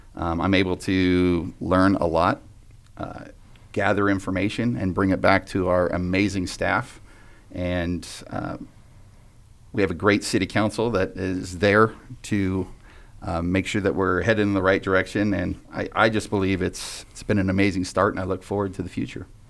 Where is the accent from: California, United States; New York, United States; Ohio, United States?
California, United States; Vacaville; growing up, up in Vacaville was very special to me